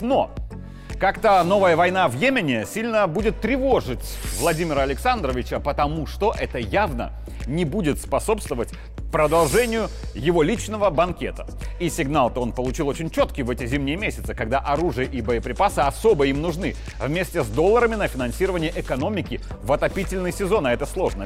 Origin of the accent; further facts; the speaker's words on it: Belarus; вот это мы, белорусы.